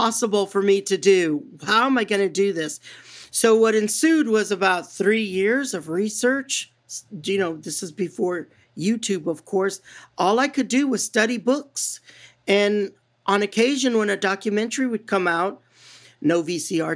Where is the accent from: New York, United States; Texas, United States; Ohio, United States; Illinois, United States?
Texas, United States; San Antonio; moved away; as a little girl growing up in San Antonio, Texas